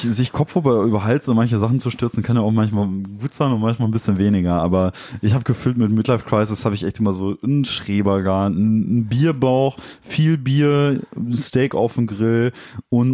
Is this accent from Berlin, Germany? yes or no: no; Dortmund, North Rhine-Westphalia, Germany; wir kommen halt aus Dortmund